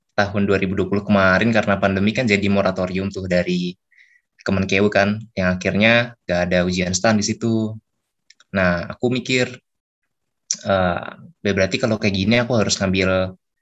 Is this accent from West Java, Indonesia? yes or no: yes; Bekasi, West Java, Indonesia; asal aku dari kota Bekasi Jawa Barat